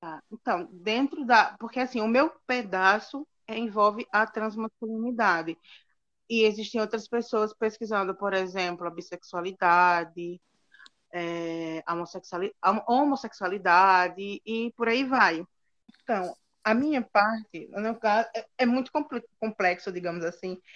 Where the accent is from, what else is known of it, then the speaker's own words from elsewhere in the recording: Alagoas, Brazil; moved away as an adult; now in Cuiabá, Brazil; eu tenho 30 anos, sou alagoano